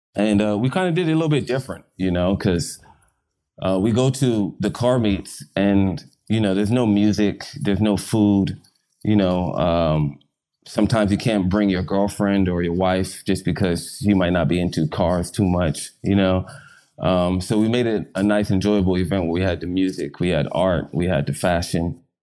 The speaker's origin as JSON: {"language": "English", "region": "London", "country": "United Kingdom", "tie": "born or raised there", "moved": "yes", "lives_now": "Los Angeles, United States", "said": "I was born in London"}